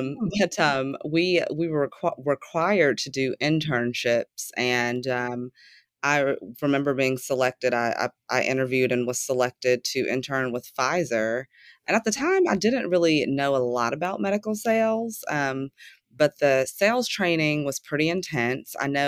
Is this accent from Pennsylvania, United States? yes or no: no; Chattanooga, Tennessee, United States; Yes, so I was born and raised in the South in a town called Chattanooga, Tennessee. And I left Chattanooga to go to college at 18